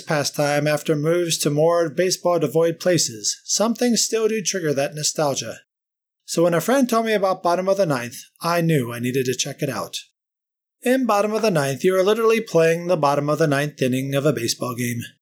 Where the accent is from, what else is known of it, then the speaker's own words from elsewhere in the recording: United States; moved away; also born or lived in St. Louis, Missouri / Cincinnati, Ohio; Growing up in Saint Louis and Cincinnati in the late seventies to early eighties